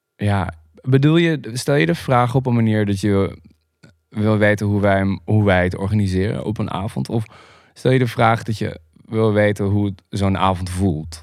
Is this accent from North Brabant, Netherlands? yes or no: no; Groningen, Netherlands; also born or lived in Harkstede; Ik ben opgegroeid in, eh, in Groningen. Ik ben geboren in Groningen, in, eh, in Beiem